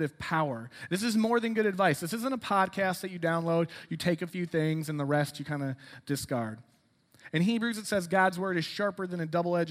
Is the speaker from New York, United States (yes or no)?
no; Rockford, Illinois, United States; moved away as an adult; also born or lived in DuPage County, Illinois; now in Lombard, United States; I'm from Rockford.